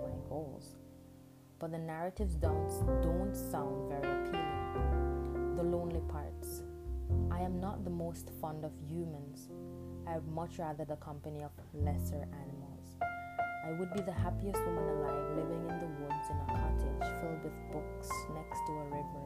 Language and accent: English; Jamaica; accent: Jamaican Patois; first language Jamaican Patois; English is a second language; moved away; English is not my first language. Jamaican Patois is